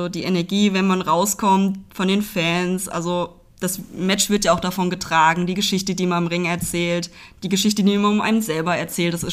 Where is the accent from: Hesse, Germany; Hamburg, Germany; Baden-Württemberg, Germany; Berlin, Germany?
Hesse, Germany; Hünfeld; genau, ich bin in der Nähe von Hünfeld aufgewachsen, also gehört zur Stadt Hünfeld dazu.